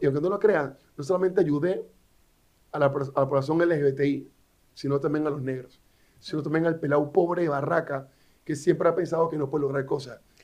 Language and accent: Spanish; Panama City, Panama; vengo de Río, una barraca, y porque me gradué de la escuela pública en calle Primera Juan Díaz